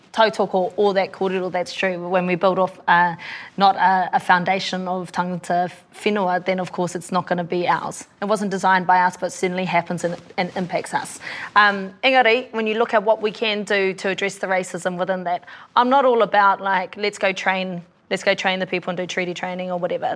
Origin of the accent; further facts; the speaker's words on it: Australia; now in New Zealand; I grew up over in Aussie with a dad who's a police officer